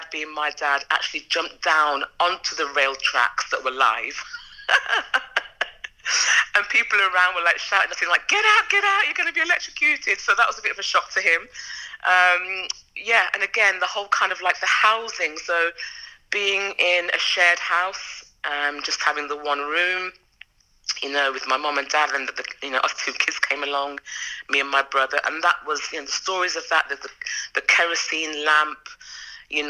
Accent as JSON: {"language": "English", "town": "Birmingham", "region": "West Midlands", "country": "United Kingdom", "tie": "born or raised there", "said": "I was born in Birmingham, to Jamaican parents."}